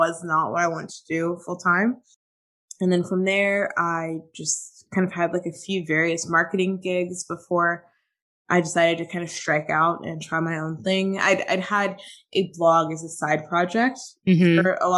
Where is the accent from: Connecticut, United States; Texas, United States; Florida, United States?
Florida, United States; Tampa; my husband and I had just moved back to Tampa, my hometown